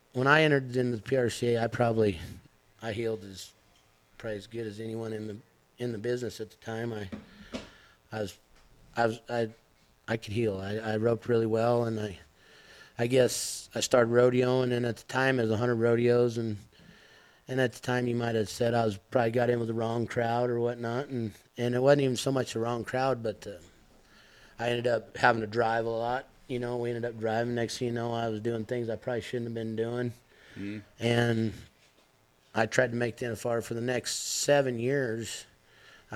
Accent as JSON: {"language": "English", "town": "Rock Springs", "region": "Wyoming", "country": "United States", "tie": "born or raised there", "said": "I grew up in Rock Springs, Wyoming."}